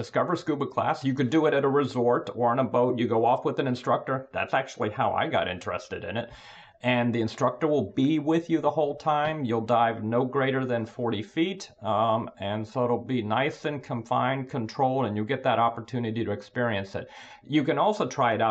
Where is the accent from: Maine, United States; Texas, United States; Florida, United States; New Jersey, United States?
Florida, United States; Tampa; moved away as an adult; also born or lived in Boston / Philadelphia; now in Washington, D.C., United States; I grew up in Florida, Tampa, Florida, and then went up to Boston to go to school